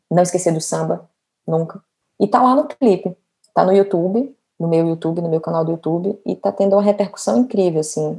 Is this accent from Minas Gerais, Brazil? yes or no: no; Feira de Santana, Bahia, Brazil; moved away as an adult; also born or lived in Salvador, Brazil / São Paulo, Brazil; now in Rio de Janeiro, Brazil; eu sou baiana, é, hoje eu moro no Rio